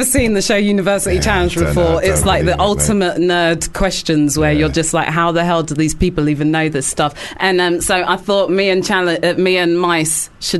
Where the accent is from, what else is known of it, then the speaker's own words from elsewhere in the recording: London, United Kingdom; I'm a DJ and I'm from North London.